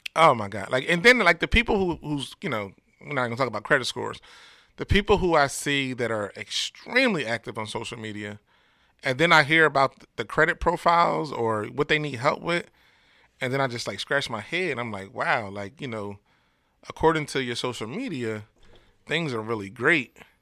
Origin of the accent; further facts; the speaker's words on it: Camden, New Jersey, United States; my hometown of Camden